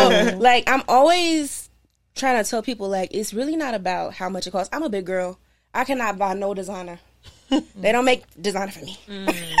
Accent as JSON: {"language": "English", "town": "Marlin", "region": "Texas", "country": "United States", "lives_now": "Los Angeles, United States", "said": "From, like, Marlin, when I say Marlin, I always feel really not going to know where it's"}